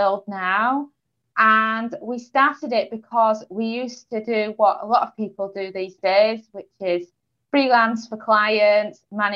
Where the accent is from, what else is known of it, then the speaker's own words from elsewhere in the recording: Yorkshire and the Humber, United Kingdom; moved away as an adult; also born or lived in Portugal; now in England; I'm originally from East Yorkshire in England.